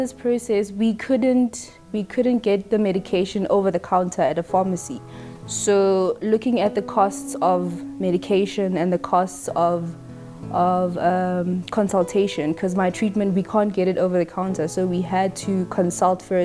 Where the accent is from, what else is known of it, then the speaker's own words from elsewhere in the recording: Pretoria, Gauteng, South Africa; I'm from Pretoria